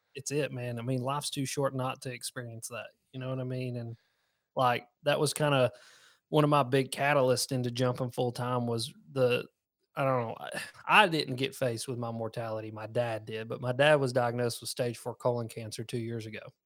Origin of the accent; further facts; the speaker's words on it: the South, United States; accent: southern twang; a little south, something southern twang in there